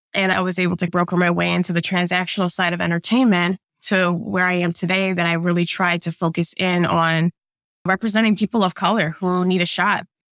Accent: suburbs of Illinois, United States; moved away as an adult; also born or lived in New Jersey / New York; now in Atlanta, United States; I actually grew up in the Midwest, okay, as middle American as you can get, in the suburbs of Illinois

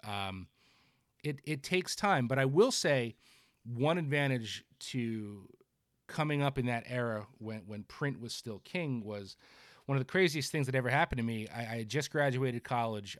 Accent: New Jersey, United States; I'm, I'm from Jersey.

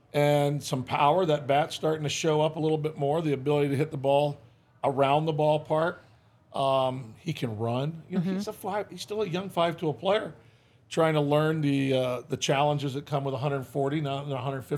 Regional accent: Michigan, United States; moved away; I grew up in Michigan, grew up a Tiger fan.

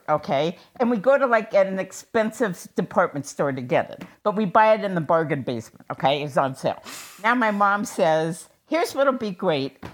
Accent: Seattle, Washington, United States; So when I was growing up in Seattle

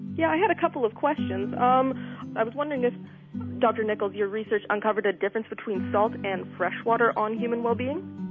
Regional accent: Cambridge, Ontario, Canada; I'm from Cambridge, Ontario, which is about for your listeners that don't know, one hour west of Toronto.

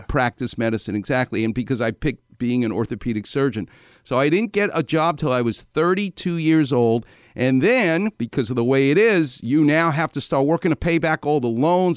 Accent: New York, United States; I'm from New York

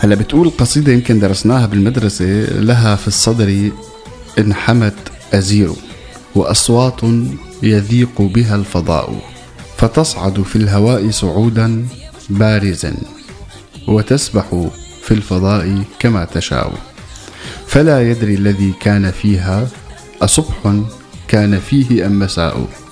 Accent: Damascus, Damascus Governorate, Syria; also born or lived in Deir ez-Zor; لما كنت صغير كنت عايش بالشام رغم اني بالاصل من مدينه تسمى عروس الفرات وهي دير الزور

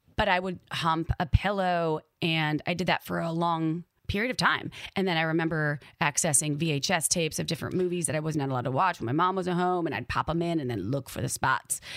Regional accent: Wisconsin, United States; accent: Midwest; my upbringing growing up in Wisconsin

